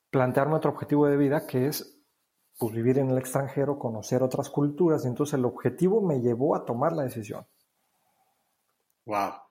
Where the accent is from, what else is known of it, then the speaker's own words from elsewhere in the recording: Mexico; moved away as an adult; fue eh, el hecho de la primera vez que, salimos de México a vivir acá. Esta es la segunda vez que estamos por acá, Paola y yo.